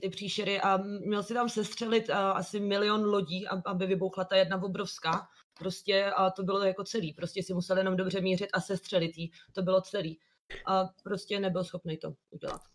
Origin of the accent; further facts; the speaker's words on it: Liberec, Liberec Region, Czechia; also born or lived in Italy; now in Prague, Czechia; jsem původně z Liberce